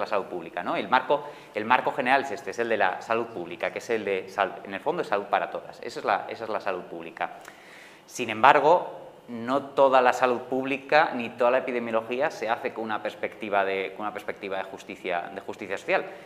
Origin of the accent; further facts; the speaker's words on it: Madrid, Community of Madrid, Spain; yo, que soy de Madrid